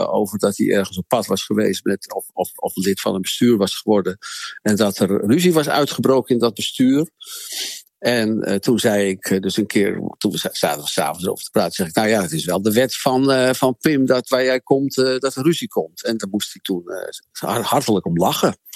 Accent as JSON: {"language": "Dutch", "town": "Amsterdam", "region": "North Holland", "country": "Netherlands", "said": "Nou, ik kwam uit Amsterdam in Groningen wonen"}